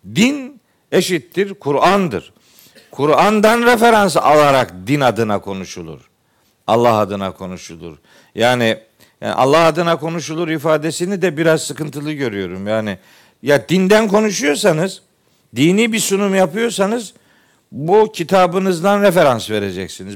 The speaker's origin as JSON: {"language": "Turkish", "region": "Trabzon", "country": "Turkey", "moved": "yes", "said": "Ben Trabzonluyum"}